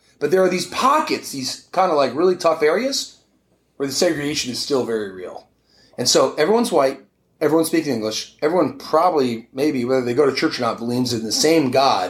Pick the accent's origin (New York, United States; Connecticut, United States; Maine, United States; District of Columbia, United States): Connecticut, United States; Weston; moved away as an adult; also born or lived in Belfast, Northern Ireland; I grew up in Weston, obviously tiny Connecticut town